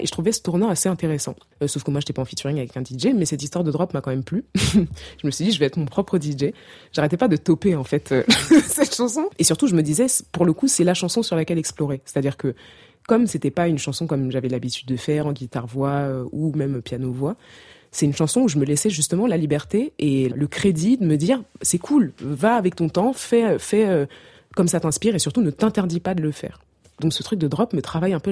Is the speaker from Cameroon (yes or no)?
yes; Cameroon; en grandissant au Cameroun